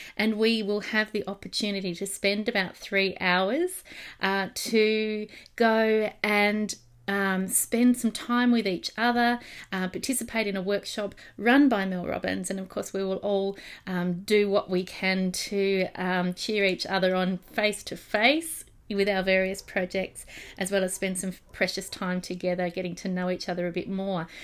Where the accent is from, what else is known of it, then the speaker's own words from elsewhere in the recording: Australia; accent: Australian; my Australian accent